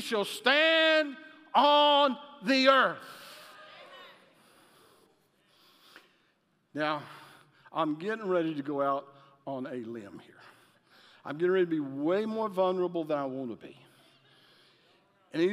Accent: Alabama, United States; I'm from Alabama

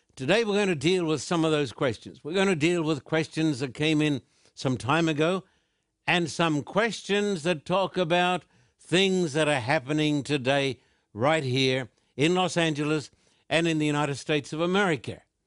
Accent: Australia; when I was a little boy growing up in Australia

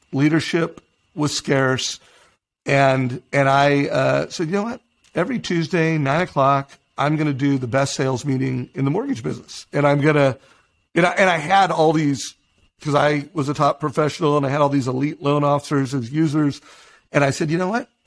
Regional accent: Huntington Beach, California, United States; I grew up in Huntington Beach

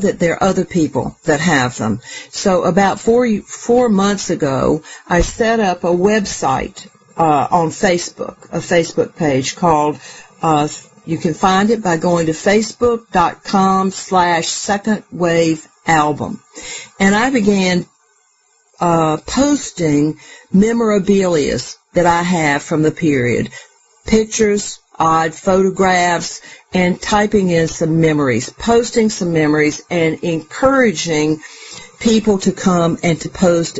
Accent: Charlotte, North Carolina, United States; moved away as an adult; also born or lived in Baltimore; a traditional high school graduate from Charlotte, North Carolina, that moved north

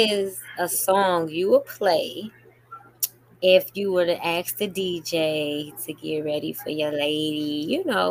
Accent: Chicago, Illinois, United States; also born or lived in Las Vegas; now in Atlanta, United States; I'm from Chicago, and so I am a stepper.

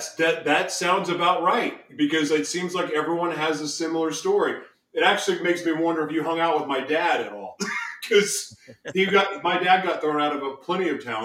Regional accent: Oklahoma City, Oklahoma, United States; born there; now in Los Angeles, United States; So I was born in Oklahoma City. And even though LA is home to me, I was born in Oklahoma City.

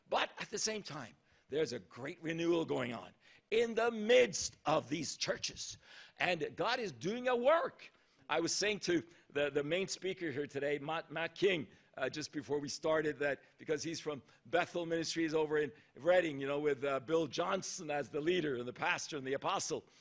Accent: Japan; born there; also born or lived in Thailand; ever since I was born in Japan to missionary parents from Norway. And I saw my mom and dad first in Japan and then in Thailand

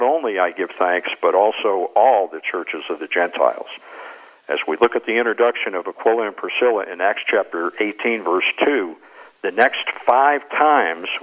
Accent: Adams, Massachusetts, United States; my hometown, Adams, Massachusetts

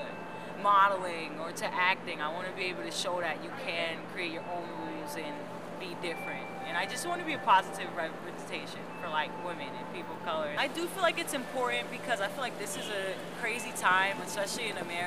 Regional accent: New York City, New York, United States; I'm from Brooklyn, New York

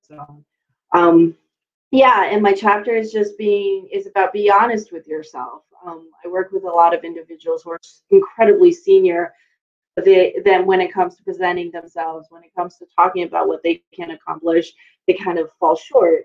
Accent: United States; also born or lived in New York City; growing up in the States

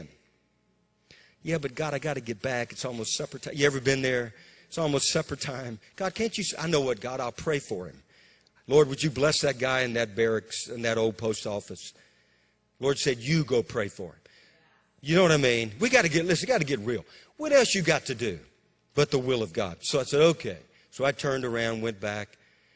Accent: Bogalusa, Louisiana, United States; moved away; also born or lived in Amarillo, Texas / Waco, Texas / Moravian Falls, North Carolina; my hometown, Bogalusa, was one of the strongholds of the KKK

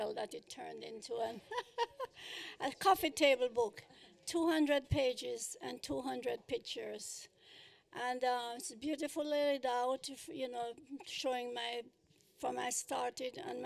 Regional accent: Kingston, Jamaica; moved away as an adult; now in United States; I was born in Kingston, Jamaica

